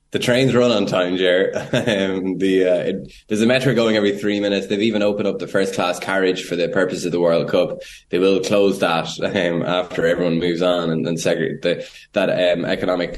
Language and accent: English; Ireland; as an Irish journalist